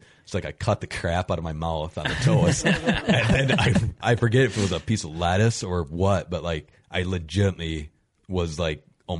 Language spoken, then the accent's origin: English; Wisconsin, United States; growing up in Wisconsin, like, all I've ever known is whitetails.